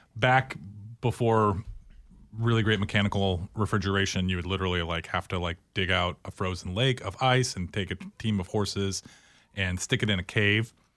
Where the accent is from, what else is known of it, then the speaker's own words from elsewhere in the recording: Tualatin, Oregon, United States; also born or lived in New Orleans; I grew up in Tualatin, Oregon